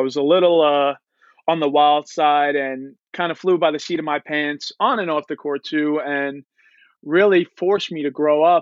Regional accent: Long Island, New York, United States; I am from Long Island, played for a really good, credible program over here at St. Dominic's High School

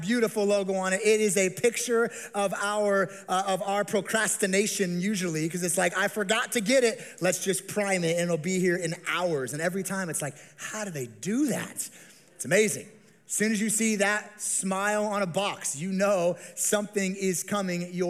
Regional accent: Las Vegas, Nevada, United States; I grew up here in the Las Vegas Valley

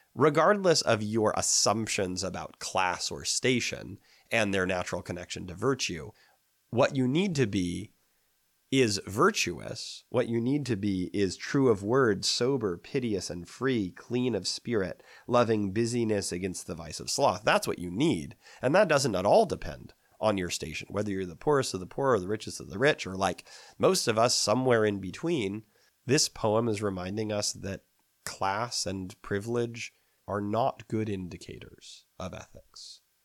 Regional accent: United States; I think we might, as American readers

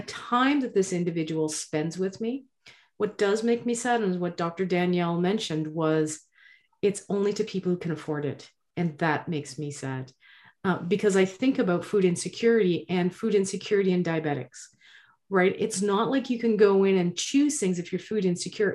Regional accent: Nova Scotia, Canada; I'm from Nova Scotia

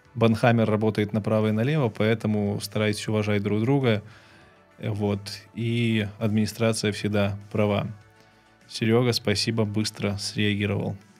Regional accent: Belarus; moved away as an adult; also born or lived in Kyiv; now in Poland; так как я из Беларуси, я белорусским неплохо владею

